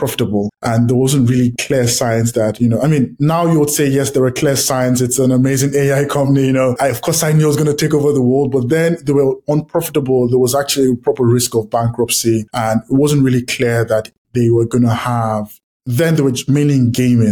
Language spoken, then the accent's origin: English; Nigeria; I grew up in Nigeria